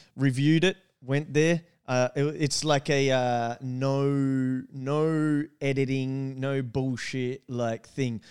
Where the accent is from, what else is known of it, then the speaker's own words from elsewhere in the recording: Australia; we're Australian